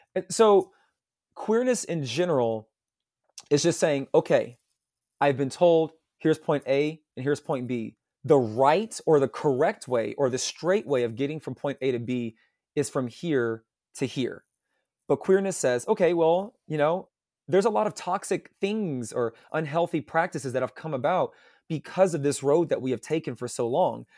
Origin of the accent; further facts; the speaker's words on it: Louisville, Kentucky, United States; I am from Louisville, Kentucky. Uh, I was born here, raised here in the South, um, in the United States.